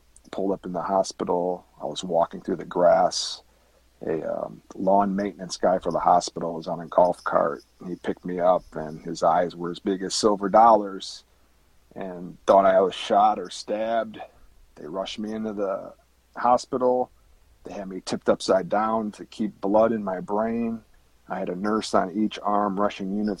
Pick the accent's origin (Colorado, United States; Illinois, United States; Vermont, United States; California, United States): Illinois, United States; Chicago; moved away as an adult; now in Kansas City, United States; I grew up in the Chicagoland area in 2006. I transferred through my company to the Kansas City area